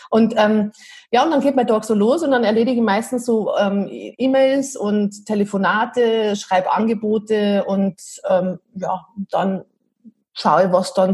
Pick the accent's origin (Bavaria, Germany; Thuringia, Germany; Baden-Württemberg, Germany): Bavaria, Germany; Piding; also born or lived in Munich; Also wir wohnen am Berchtesgadener Land und ich habe ganz lange in München gelebt, 14 Jahre und bin ähm, aus Heimweh wieder heimgezogen, weil es daheim einfach total schön ist